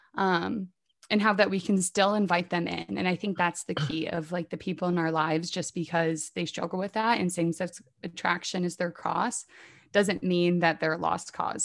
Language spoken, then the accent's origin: English; Indiana, United States; moved away as an adult; now in Washington, D.C., United States; I'm from Indiana, so I do love Indiana, but I have ventured away for the time being and now live in Washington, D C